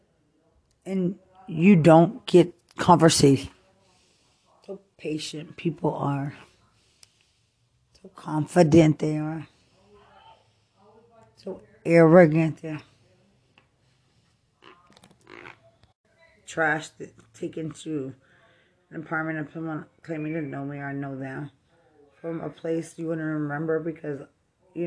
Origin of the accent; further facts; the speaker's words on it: Lubbock, Texas, United States; I'm from Lubbock